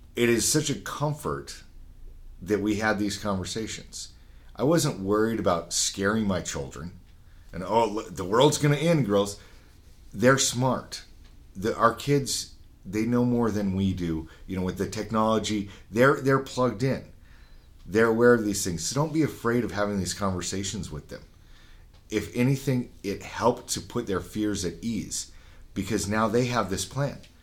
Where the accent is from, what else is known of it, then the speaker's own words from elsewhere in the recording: Utah, United States; I'm from Utah, Utah was set up where there was a town every 10 miles